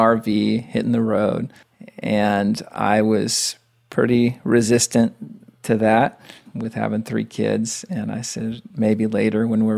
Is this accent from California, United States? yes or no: no; Lynchburg, Virginia, United States; moved away as an adult; also born or lived in Charlotte area, North Carolina; I'm from Lynchburg, Virginia, originally.